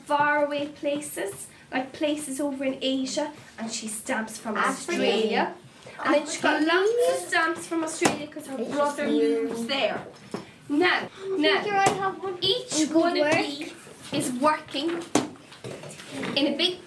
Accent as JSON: {"language": "English", "area": "Mayo", "region": "Connacht", "country": "Ireland", "said": "I'm from Mayo. Irish"}